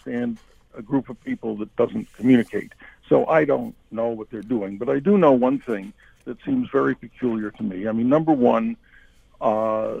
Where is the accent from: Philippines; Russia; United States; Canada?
Canada; as a Canadian